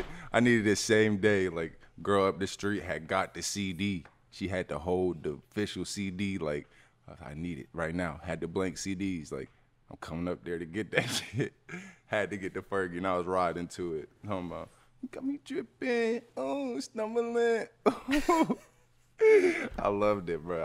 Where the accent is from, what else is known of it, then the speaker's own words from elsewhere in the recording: Kennesaw, Georgia, United States; I'm from Kennesaw